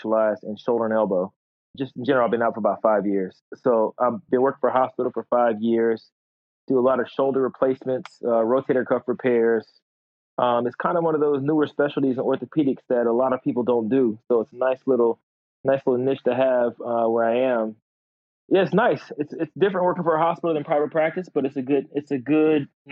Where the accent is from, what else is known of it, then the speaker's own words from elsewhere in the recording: Atlanta, Georgia, United States; now in Florida, United States; I'm from Atlanta